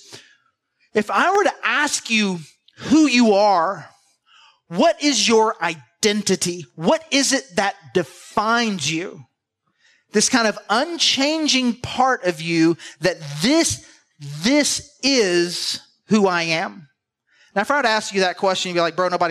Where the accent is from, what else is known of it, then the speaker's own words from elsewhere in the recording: the South, United States; we're from the South